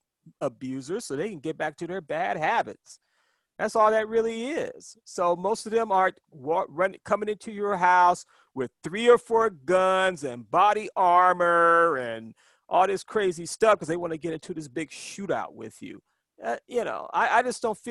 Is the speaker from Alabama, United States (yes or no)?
yes; Birmingham, Alabama, United States; I'm originally from Birmingham, Alabama